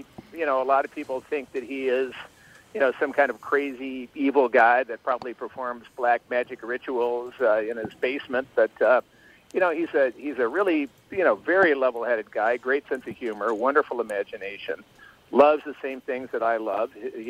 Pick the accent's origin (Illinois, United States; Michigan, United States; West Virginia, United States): Illinois, United States; You know, I grew up outside of Chicago, so I was always listening to Dick Biondi on WLS, and later WCFL.